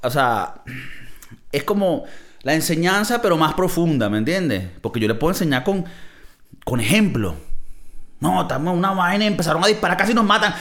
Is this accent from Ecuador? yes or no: no; Venezuela; moved away as an adult; now in United States; los que somos de Venezuela